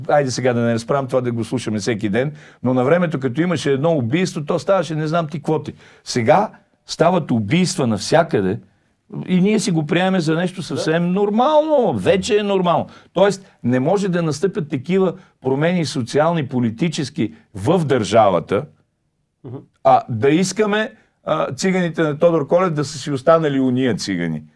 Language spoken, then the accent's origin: Bulgarian; Shopluk, Bulgaria; аз съм шоп, е тук от едно съвсем близко селце Кривина, по майчина линия